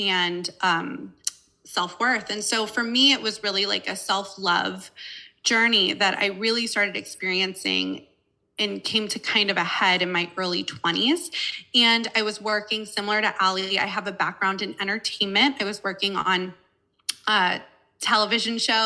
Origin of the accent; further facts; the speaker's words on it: Malibu, California, United States; I grew up in Los Angeles, California. I grew up in Malibu, California